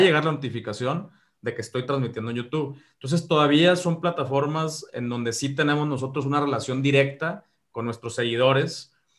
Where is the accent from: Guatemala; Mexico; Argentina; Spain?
Mexico; yo que soy de México